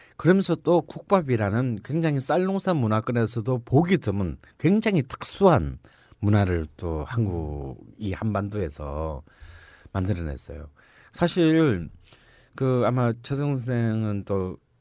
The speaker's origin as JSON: {"language": "Korean", "region": "Busan", "country": "South Korea", "tie": "born or raised there", "moved": "yes", "lives_now": "Seoul, South Korea", "said": "난 부산 사람이잖아요"}